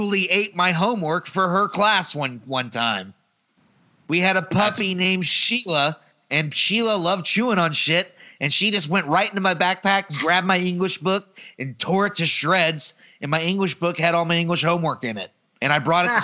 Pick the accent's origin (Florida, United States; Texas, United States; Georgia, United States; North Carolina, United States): Texas, United States; Mesquite; moved away; also born or lived in Sunnyvale, Texas / Garland, Texas; Grew up in Mesquite and Sunnyvale, went to private school for high school.